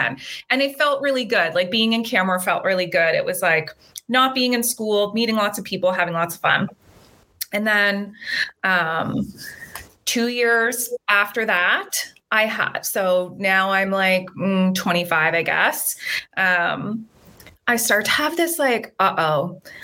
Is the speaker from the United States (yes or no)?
no; Nova Scotia, Canada; moved away as an adult; also born or lived in Australia; now in British Columbia, Canada; I'm from Nova Scotia, little small town on the East Coast.